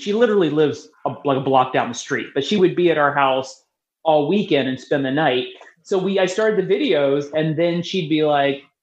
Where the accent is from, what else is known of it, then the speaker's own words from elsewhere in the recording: Steubenville, Ohio, United States; now in Michigan, United States; my hometown of Ohio, Steubenville, Ohio